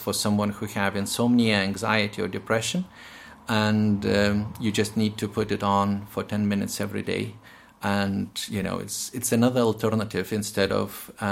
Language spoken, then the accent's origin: English; Lithuania; moved away as an adult; now in Northern Ireland, United Kingdom; I'm from Lithuania and I had quite a lot of Russian influence during my medical training